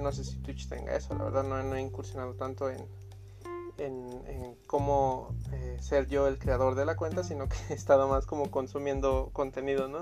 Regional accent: Tultepec, State of Mexico, Mexico; yo soy de Tultepec, ¿no? La capital de la pirotecnia

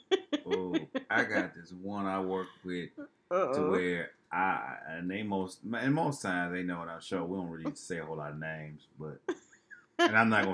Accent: Detroit, Michigan, United States; we're both from Detroit

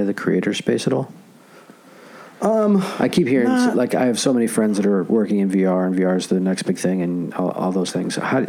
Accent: New York, United States; I'm from New York.

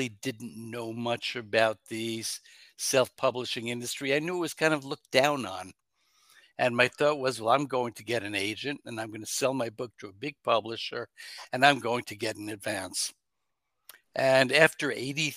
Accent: New York, United States; I was born in New York State

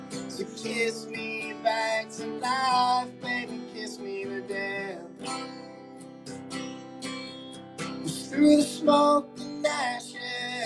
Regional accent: Waynesboro, Georgia, United States; also born or lived in Statesboro, Georgia; now in Savannah, United States; I'm in Savannah, Georgia currently, but I'm from Waynesboro, Georgia, which is a super small town

